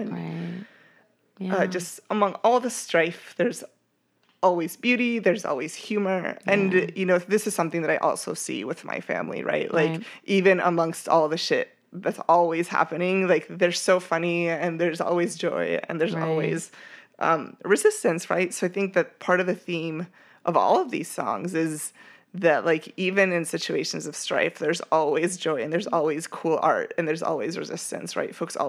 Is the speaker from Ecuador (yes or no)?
yes; Ecuador; moved away; Like, who am I? You know, like I've been in this country for 13 years, but I'm from Ecuador.